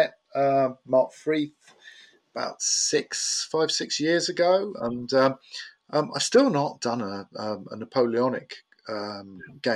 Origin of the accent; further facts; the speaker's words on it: Portsmouth, South East England, United Kingdom; I grew up in Portsmouth, Cosham, and just north of Portsmouth